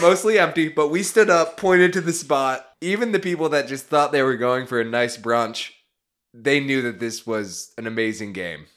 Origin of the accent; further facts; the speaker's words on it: United States; me as an American that works in finance